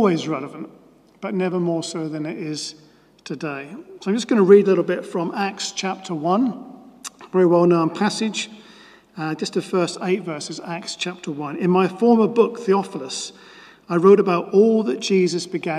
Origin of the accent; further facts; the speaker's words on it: Norwich, East of England, United Kingdom; as a child growing up in Norwich and then becoming a teenager and going along to meetings at Norwich Youth for Christ